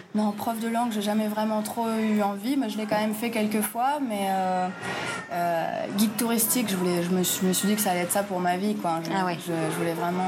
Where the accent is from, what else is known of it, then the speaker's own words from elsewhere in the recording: Paris, Île-de-France, France; moved away as an adult; now in Colombia; je suis parisienne